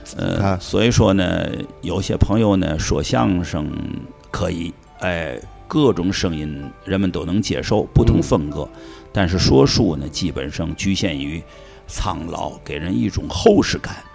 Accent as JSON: {"language": "Chinese", "region": "Tianjin", "country": "China", "tie": "born or raised there", "said": "我也是本乡本土和海河水长大的，啊，天津娃娃"}